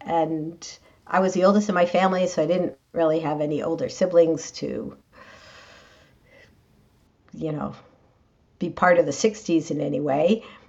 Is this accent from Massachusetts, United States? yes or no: yes; Worcester, Massachusetts, United States; I grew up in Worcester, Massachusetts. And I went to public schools there my whole life. I'm Jewish and my family was pretty active in the Jewish community